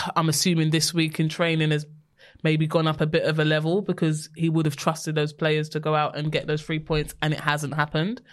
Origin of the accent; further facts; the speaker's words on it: London, United Kingdom; we're from West London